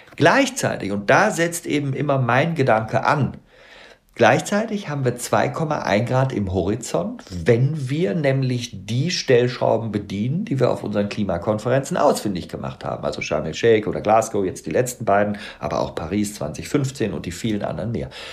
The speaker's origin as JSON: {"language": "German", "town": "Bonn", "region": "North Rhine-Westphalia", "country": "Germany", "said": "ich bin auch Rheinländer, ich bin in Bonn geboren"}